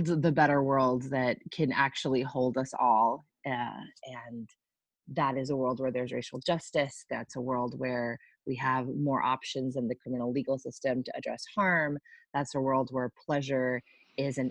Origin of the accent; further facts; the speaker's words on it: Puerto Rico; now in Boston, United States; I am Boston-based, though born and raised in Puerto Rico